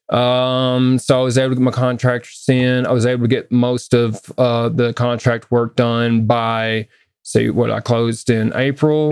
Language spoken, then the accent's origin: English; the South, United States; now in Westminster, United States; I grew up in the South